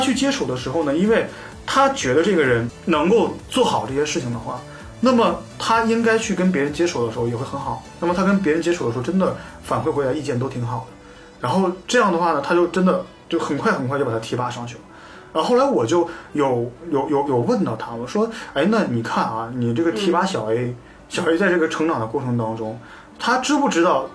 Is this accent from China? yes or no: yes; Northeast China, China; 我家乡是东北